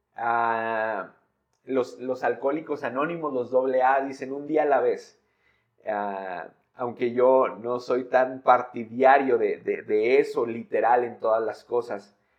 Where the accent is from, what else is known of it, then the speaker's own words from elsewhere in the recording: San Luis Potosí, Mexico; soy de San Luis